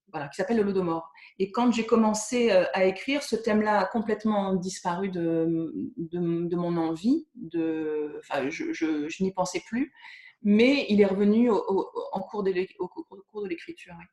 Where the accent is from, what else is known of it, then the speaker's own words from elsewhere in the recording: Caen, Normandy, France; Je ne faisais partie d'aucun cercle de lecture parce que je venais de Caen et j'avais ben, personne en région parisienne.